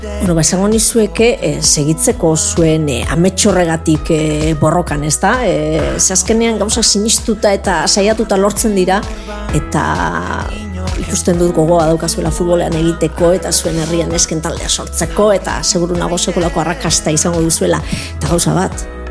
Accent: Zumaia, Basque Country, Spain; futbol talde bat zegoelako nire herrian, zumaian

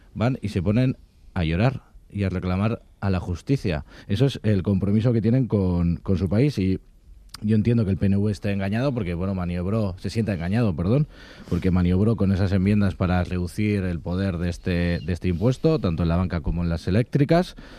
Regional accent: Basque Country, Spain; también somos vascos y vascas

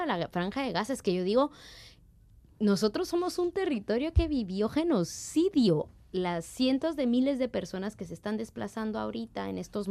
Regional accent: Totonicapán, Guatemala; now in Basque Country, Spain; la gente de 48 cantones que somos de Totonicapán

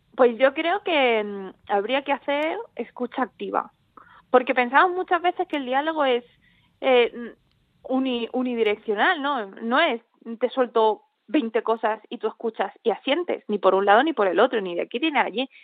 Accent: Andalusia, Spain; obviamente nacido aquí, llevo aquí toda mi vida

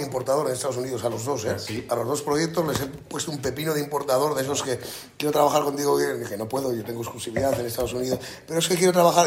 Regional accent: La Rioja, Spain; mi tierra, de mi comarca y, de mis vinos

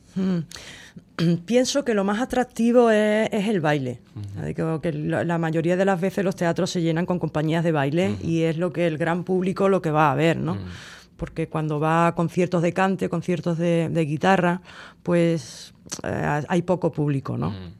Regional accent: Cádiz, Andalusia, Spain; yo como soy de Cádiz

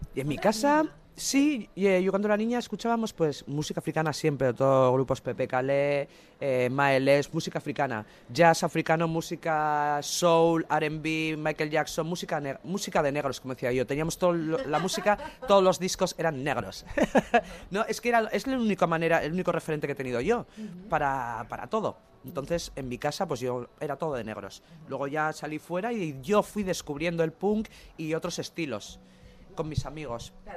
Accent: Basque Country, Spain; todos somos vascos

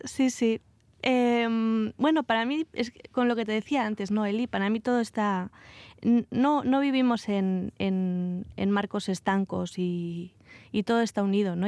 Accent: Vitoria-Gasteiz, Basque Country, Spain; moved away as an adult; salí, salí de Vitoria eh, a los 18 años y hace poco regresé a, Álava

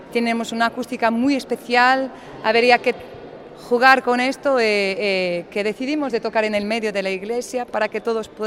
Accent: Porto, Norte, Portugal; Spanish is a second language; Sí, es que somos de Oporto, eh, somos del norte de Portugal, eh, ahí nos conocimos en el mundo de Fado y aquí estamos, juntas, haciendo música.

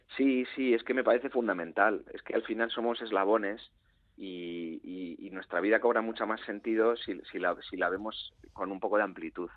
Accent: Galicia, Spain; la de mi tierra, ¿no? que es la gallega

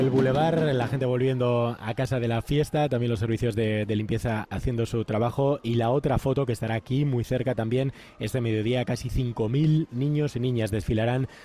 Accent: Barcelona, Catalonia, Spain; Somos de Barcelona, hemos llegado hace 5 horas

